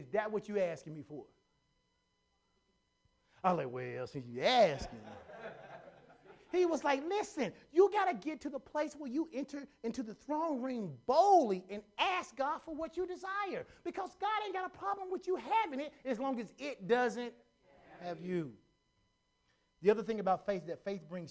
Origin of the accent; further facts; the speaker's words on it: Conway, United States; I grew up in Conway